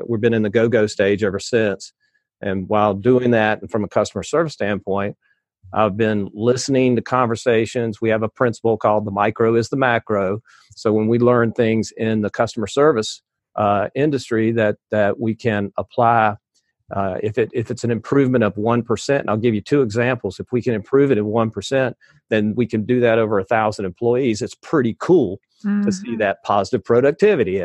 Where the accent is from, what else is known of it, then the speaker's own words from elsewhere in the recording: the South, United States; I'm from the South